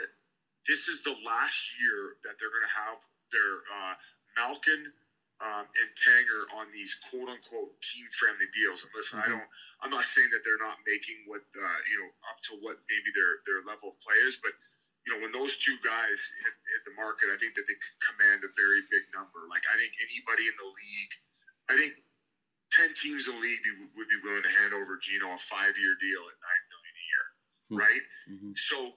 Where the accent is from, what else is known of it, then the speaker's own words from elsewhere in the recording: Welland, Ontario, Canada; I grew up in Welland, Ontario, which is 40 minutes from Buffalo